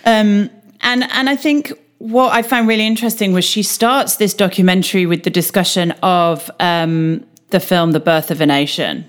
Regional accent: United Kingdom; as a Brit

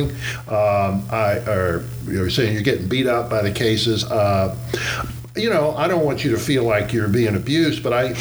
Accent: New Orleans, Louisiana, United States; moved away; I grew up in the South in New Orleans

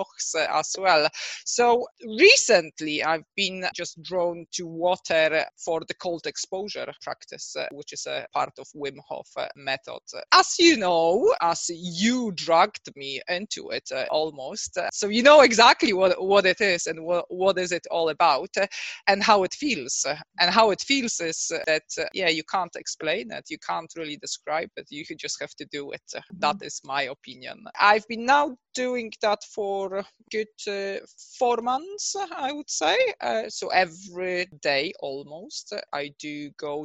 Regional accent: Poznań, Greater Poland, Poland; moved away as an adult; also born or lived in England; now in Scotland, United Kingdom; I was born in Poland, in Poznań, so I emigrated after I finished my studies

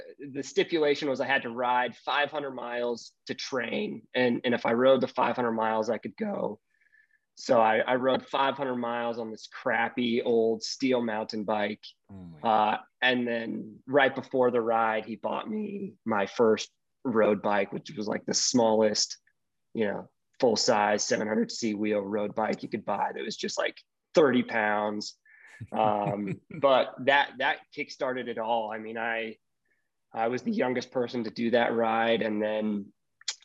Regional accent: Salt Lake City, Utah, United States; also born or lived in Seattle, Washington / Holladay, Utah / Europe; moved to Salt Lake when I was young, graduated from Skyline. But Utah's been my home

